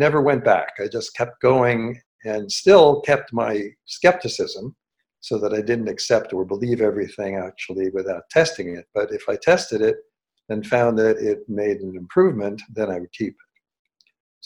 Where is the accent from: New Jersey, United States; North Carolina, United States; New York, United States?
New York, United States; New York City; moved away; I grew up in New York City, so I was very familiar with New York